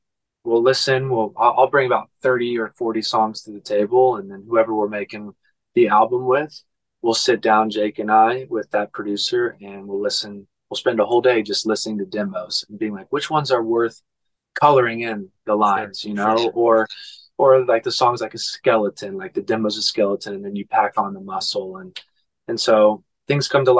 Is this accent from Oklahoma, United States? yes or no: yes; Oklahoma, United States; moved away; I'm from Oklahoma, so I always try to get back and go see my mom